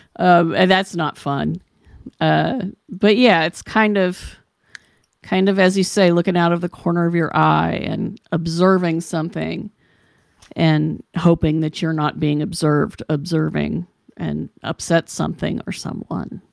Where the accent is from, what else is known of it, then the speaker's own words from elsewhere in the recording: Charleston, West Virginia, United States; moved away; I came from West Virginia, so I was born in sixty-five.